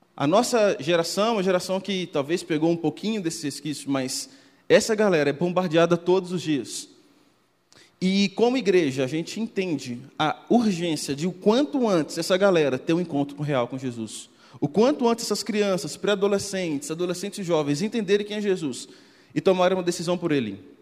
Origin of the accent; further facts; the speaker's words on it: Minas Gerais, Brazil; accent: mineiro; Eu sou mineiro, talvez pelo contato, pelo sotaque você já deve ter percebido